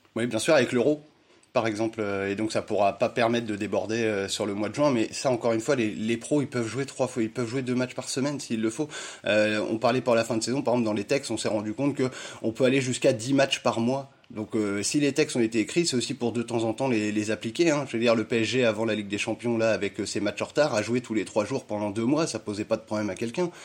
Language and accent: French; Burgundy, Bourgogne-Franche-Comté, France; on est de Bourgogne